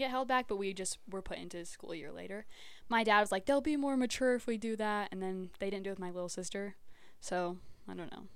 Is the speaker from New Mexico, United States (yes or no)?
yes; Hatch, New Mexico, United States; also born or lived in Las Cruces, New Mexico; I was born in Cruces and I grew up in Hatch, all my mom's family farms